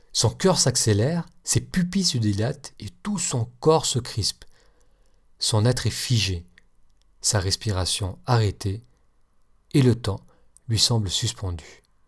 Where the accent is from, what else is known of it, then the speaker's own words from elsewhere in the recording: France; accent: French; moved away; mon accent français